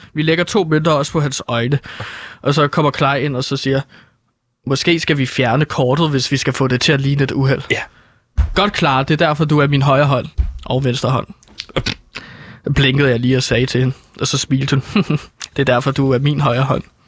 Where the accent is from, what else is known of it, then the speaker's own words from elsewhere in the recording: Herlev, Capital Region of Denmark, Denmark; jeg er fra Herlo